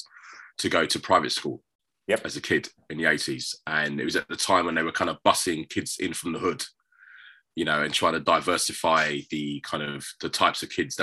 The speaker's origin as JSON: {"language": "English", "region": "London", "country": "United Kingdom", "tie": "born or raised there", "said": "I grew up in South London, born in 1970"}